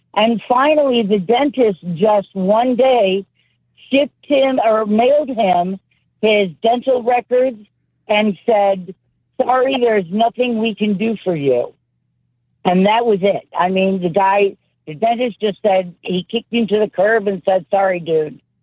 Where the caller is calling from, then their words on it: St. Joseph, Missouri, United States; also born or lived in Illinois; I'm calling from St. Joe, Missouri